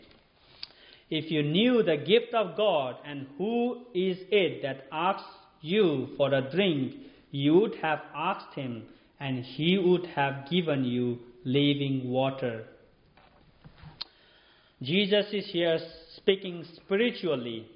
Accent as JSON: {"language": "English", "country": "Nepal", "tie": "born or raised there", "moved": "yes", "said": "I'm from Nepal"}